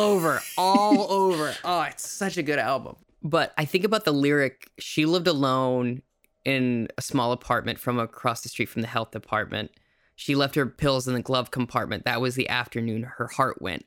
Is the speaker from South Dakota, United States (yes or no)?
yes; South Dakota, United States; I grew up in South Dakota